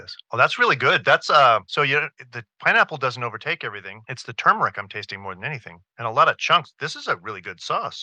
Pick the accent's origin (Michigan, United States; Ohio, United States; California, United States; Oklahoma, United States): California, United States; Southern; I grew up in Southern California eating nopales that our neighbors would make.